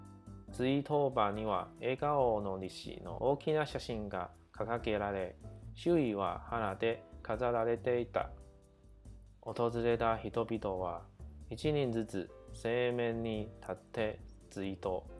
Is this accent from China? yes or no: no; Taiwan; 我能够用坚定的态度对孩子们说：，啊，我们是台湾人，台湾是一个海洋国家。